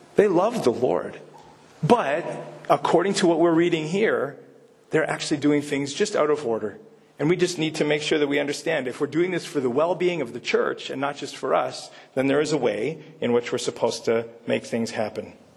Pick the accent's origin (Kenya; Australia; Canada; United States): Canada; accent: Canadian; moved away as an adult; I'm speaking Canadian